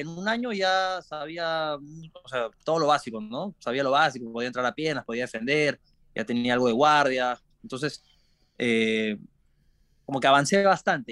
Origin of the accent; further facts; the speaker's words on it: Lima, Peru; moved away as an adult; now in Sanford, United States; crecí nací en Lima, nací en Lima y me crié en Lima. Es la capital de Perú